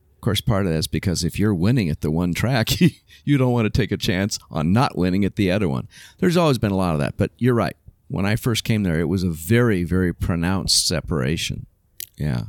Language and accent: English; Southern California, United States; also born or lived in Oakland, California; I grew up in Southern California. I was born in Oakland, but we moved to Southern California when I was a kid.